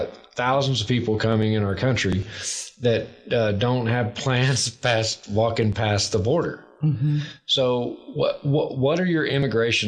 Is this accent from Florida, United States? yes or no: no; Western Louisiana, East Texas, United States; I'm from East Texas, Western Louisiana